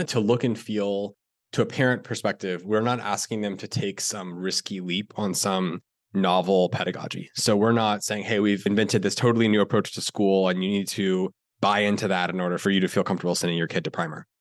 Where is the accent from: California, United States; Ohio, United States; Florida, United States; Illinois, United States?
Florida, United States; I grew up in Florida